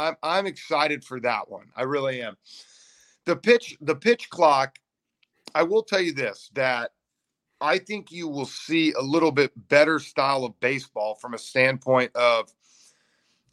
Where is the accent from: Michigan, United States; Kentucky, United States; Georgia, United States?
Georgia, United States; Atlanta; I'm from Atlanta